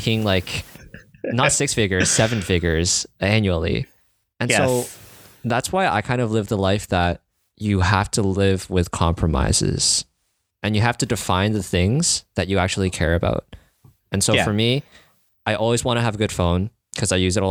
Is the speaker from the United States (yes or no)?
no; Canada; as a Canadian